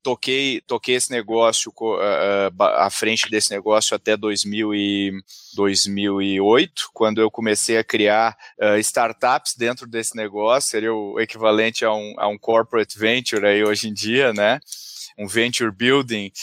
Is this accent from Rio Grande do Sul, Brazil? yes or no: yes; Porto Alegre, Rio Grande do Sul, Brazil; moved away as an adult; now in São Paulo, Brazil; eu sou de Porto Alegre, comecei minha, minha jornada lá